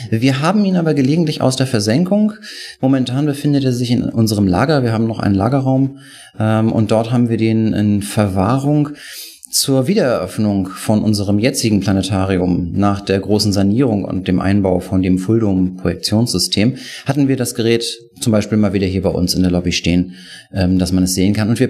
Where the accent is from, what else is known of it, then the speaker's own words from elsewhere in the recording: Kiel, Schleswig-Holstein, Germany; accent: North German; Ich komme eigentlich aus Kiel. Ähm, daher versteht man mich vielleicht im Süden manchmal nicht ganz so gut, weil ich noch meinen norddeutschen Slang nicht ablegen, kann